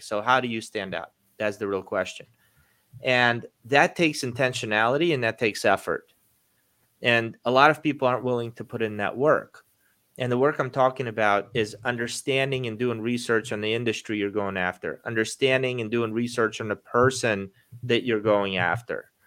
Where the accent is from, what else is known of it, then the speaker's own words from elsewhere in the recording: Baltimore, Maryland, United States; moved away as an adult; now in Florida, United States; growing up in Baltimore, I'm a Baltimore Ravens fan